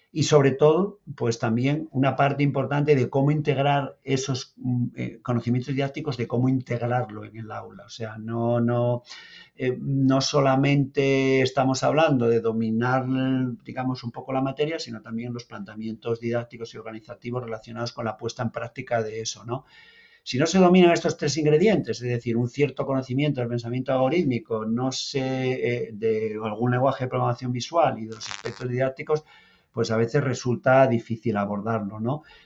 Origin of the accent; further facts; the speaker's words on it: Asturias, Spain; moved away as an adult; now in Lanzarote, Spain; no hablo canario, ¿vale? Soy, bueno, soy asturiano, vengo de Asturias, llevo aquí 11 años ya